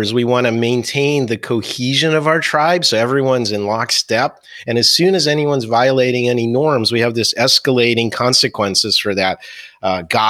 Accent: near Philadelphia, Pennsylvania, United States; also born or lived in New Jersey; I grew up near Philadelphia. I went to high school in New Jersey

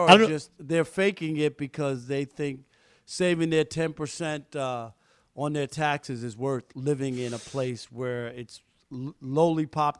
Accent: New York, United States; moved away as an adult; also born or lived in Detroit; now in Los Angeles, United States; I'm a New Yorker

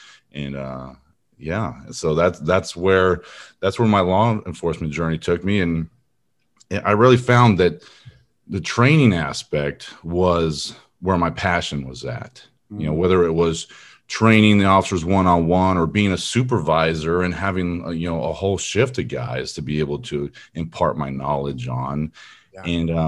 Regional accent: California, United States; now in Texas, United States; I grew up in Southern California near Long Beach. I don't really claim it anymore. I've been in Texas for over 20 years, so I claim this as my home now.

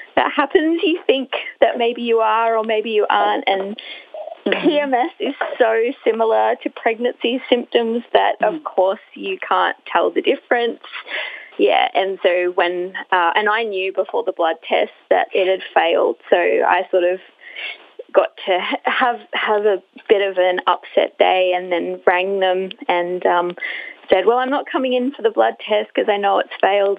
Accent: Brisbane, Queensland, Australia; I'm from Brisbane

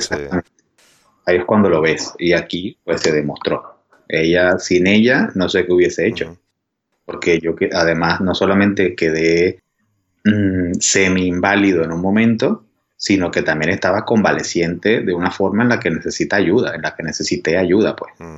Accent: Venezuela; accent: Venezuelan; moved away; antes de vivir aquí, pues vivía en Venezuela, por mi acento se ve

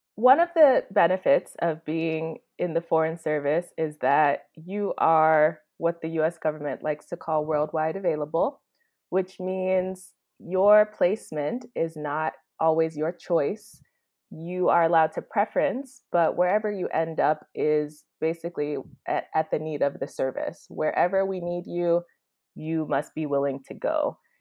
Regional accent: Chicago, Illinois, United States; moved away as an adult; now in Kampala, Uganda; I am originally from Chicago, Illinois

